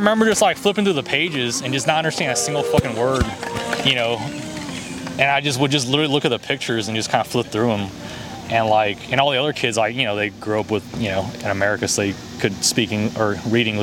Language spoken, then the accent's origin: English; Texas, United States; also born or lived in China; I grew up in Texas